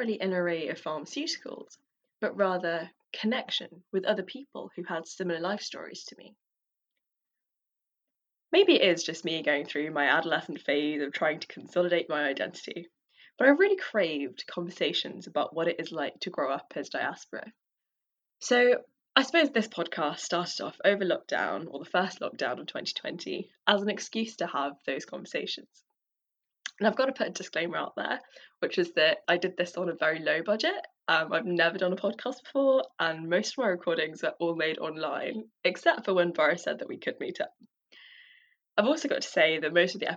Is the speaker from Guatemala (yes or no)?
no; London, United Kingdom; as a daughter of Tamils who fled the genocide in Sri Lanka, growing up in London has provided me with a unique experience of two cultures, two languages